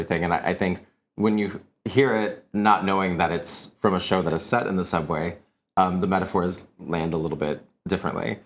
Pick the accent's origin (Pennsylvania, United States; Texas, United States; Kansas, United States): Kansas, United States; Wichita; moved away; I'm originally from Kansas, um, and in Wichita, actually, where I'm from, it has an amazing arts community, which I'm very much still a part of in ways that I'm a product of it.